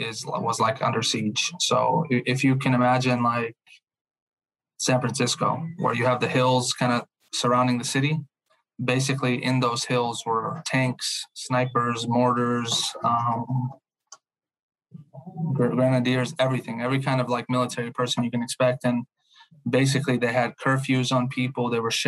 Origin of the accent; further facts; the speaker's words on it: Fojnica, Federation of Bosnia and Herzegovina, Bosnia & Herzegovina; born there; English is a second language; moved away; So I was born in December of 1993. And I was born in a small town called Fojnica.